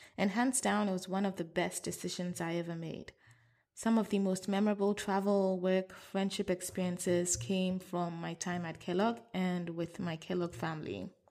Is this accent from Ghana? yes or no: yes; Accra, Greater Accra, Ghana; I was born and raised in Accra, Ghana